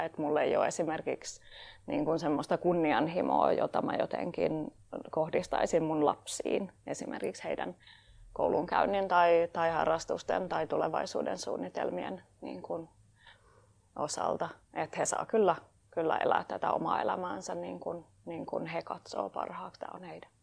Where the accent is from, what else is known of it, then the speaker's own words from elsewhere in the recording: Tampere, Pirkanmaa, Finland; mä oon tamperelainen puutarhuriopiskelija